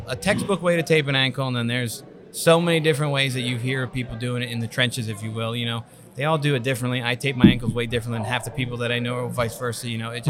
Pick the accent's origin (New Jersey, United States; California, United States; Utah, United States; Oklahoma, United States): New Jersey, United States; Vineland; I'm from Vineland